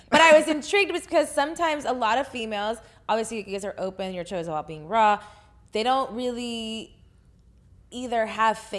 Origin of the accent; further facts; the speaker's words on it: Texas, United States; I'm from Texas.